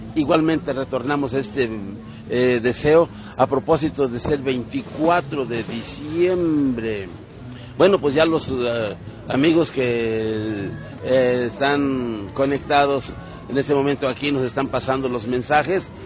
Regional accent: Huasteca of Veracruz, Mexico; no soy de, aquí de la Huasteca poblana, pero sí de la Huasteca veracruzana

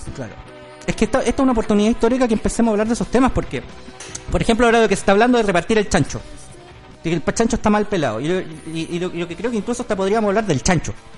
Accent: Chile; nosotros como chilenos

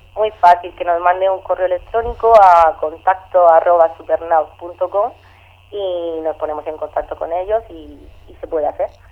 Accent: Region of Murcia, Spain; yo soy murciana

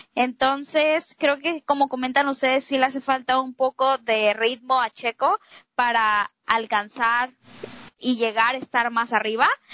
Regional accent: Mexico; todos aquí somos mexicanos

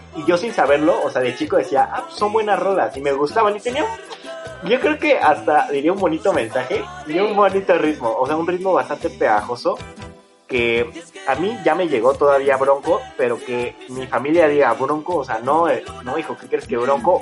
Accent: Mexico City, Mexico; somos de, Ciudad de México

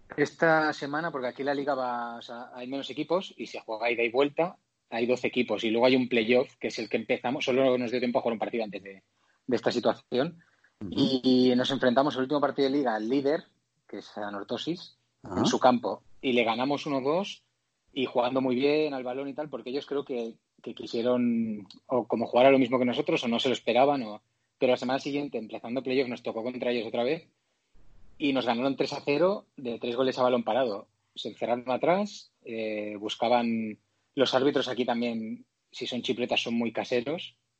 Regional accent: Spain; moved away as an adult; also born or lived in Mexico; somos como 11 o 12 españoles

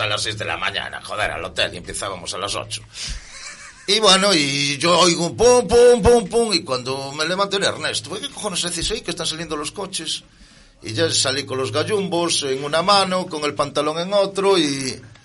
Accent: A Coruña, Galicia, Spain; soy de aquí, de Coruña

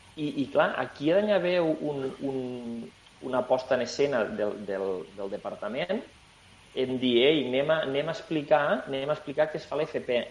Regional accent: La Franja, Aragon, Spain; also born or lived in Tarragona; nosaltres som gent de Franja, som gent que vivim al sud, som gent que tenim lluny Barcelona

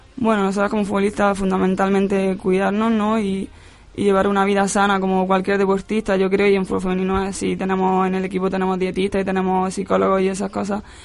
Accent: Almería, Andalusia, Spain; also born or lived in Granada / Málaga; now in Madrid, Spain; estuve jugando con, con chicos en, ahí en mi pueblo y luego finalmente me llamó la selección de Almería

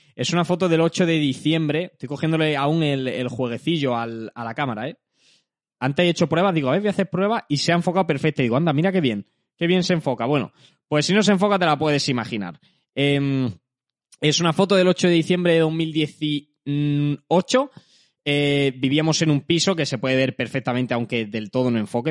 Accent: Jaén, Andalusia, Spain; soy de Jaén. Eh, no vengo de Madrid, no vengo de un entorno tal, vivo en Jaén

